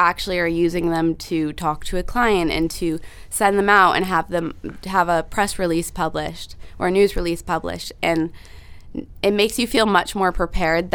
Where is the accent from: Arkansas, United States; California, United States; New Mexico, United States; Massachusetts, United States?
Massachusetts, United States; moved away as an adult; now in Connecticut, United States; I grew up in Massachusetts, right on the border of Rhode Island. And now I'm in Connecticut.